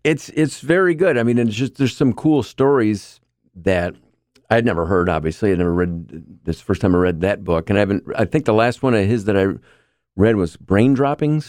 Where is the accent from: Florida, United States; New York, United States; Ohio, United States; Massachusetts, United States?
New York, United States; Marcellus; also born or lived in Saranac Lake, New York; we moved here when I was a kid. I grew up in Marcellus